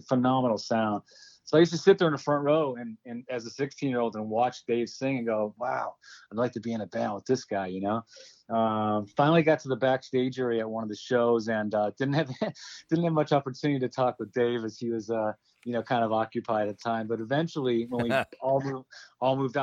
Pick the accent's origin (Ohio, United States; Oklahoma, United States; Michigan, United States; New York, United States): Ohio, United States; Cleveland; moved away; I grew up in Cleveland